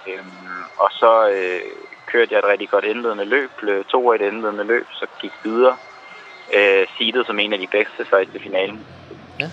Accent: Copenhagen, Capital Region of Denmark, Denmark; Jeg er født og opvokset i København

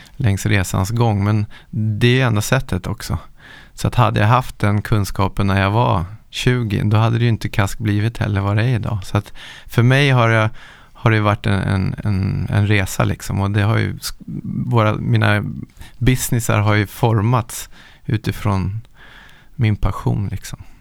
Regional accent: Nacka, Stockholm County, Sweden; Jag är uppvuxen i Nacka utanför Stockholm

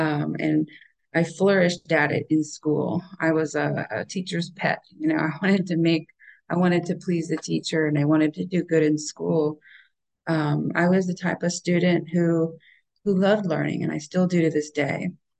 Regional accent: Oklahoma, United States; born there; We moved around a lot when I was young. I was born in Oklahoma

